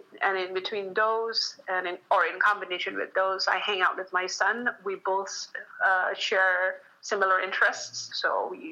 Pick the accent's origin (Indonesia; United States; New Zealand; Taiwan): Indonesia; I am from Indonesia